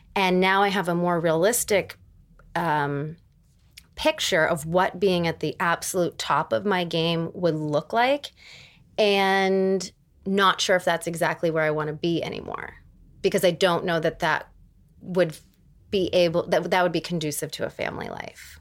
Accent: Erie, Pennsylvania, United States; moved away; from Erie, Pennsylvania

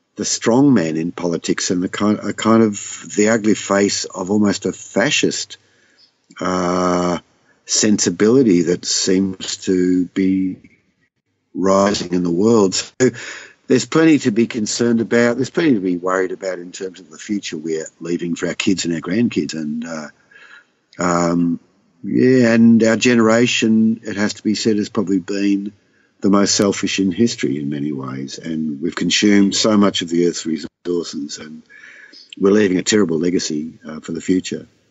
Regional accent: Southwest Victoria, Australia; I'm from Southwest Victoria

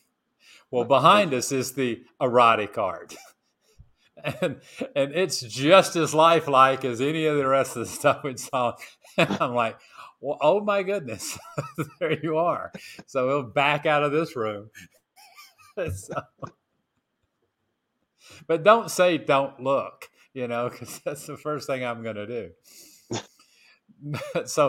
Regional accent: Tennessee, United States; now in Marcala, Honduras; I'm from Tennessee

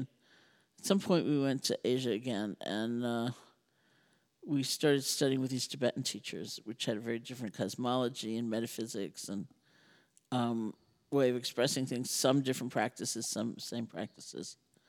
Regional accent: New York, United States; I'm a New Yorker. You know?

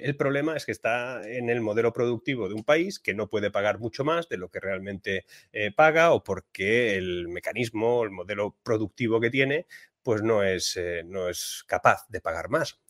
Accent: Spain; en mi país, en España

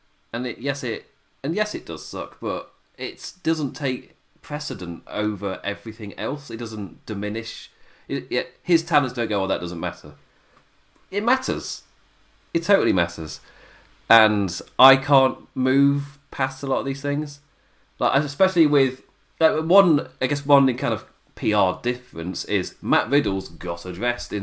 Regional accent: England, United Kingdom; an Englishman

